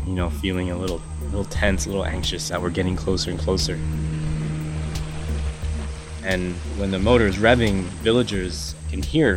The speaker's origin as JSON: {"language": "English", "country": "United States", "tie": "born or raised there", "said": "I grew up in America"}